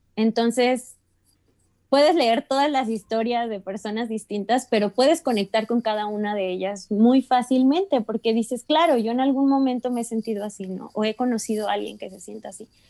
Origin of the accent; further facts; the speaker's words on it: Mexico; como mexicano